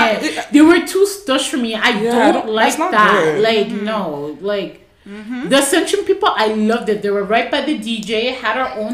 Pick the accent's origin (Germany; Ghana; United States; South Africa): Ghana; Yeah, it was very disrespectful, especially being Ghanaian.